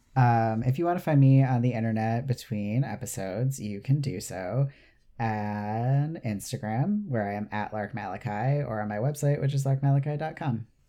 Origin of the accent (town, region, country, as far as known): United States